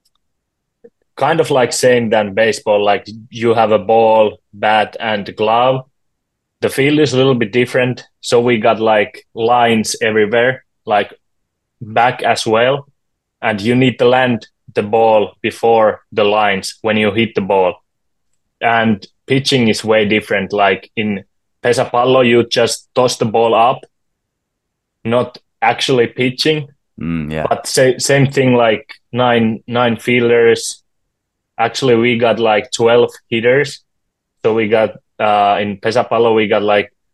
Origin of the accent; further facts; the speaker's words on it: Juva, South Savo, Finland; I'm from Juva. It's a smaller town close to Mikkeli